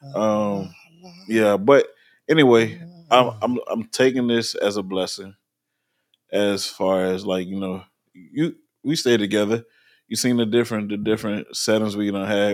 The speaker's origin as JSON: {"language": "English", "town": "New Orleans", "region": "Louisiana", "country": "United States", "moved": "yes", "lives_now": "Virginia Beach, United States", "said": "I'm originally from New Orleans, and I live in Virginia"}